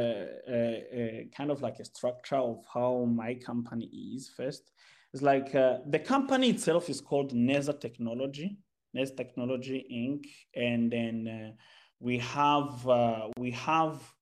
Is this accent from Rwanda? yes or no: yes; Rwanda; moved away as an adult; now in China; I'm from Rwanda